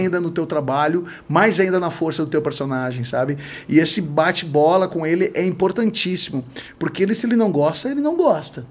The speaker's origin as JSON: {"language": "Portuguese", "town": "Novo Hamburgo", "region": "Rio Grande do Sul", "country": "Brazil", "tie": "born or raised there", "said": "Eu sou natural de Novo Hamburgo"}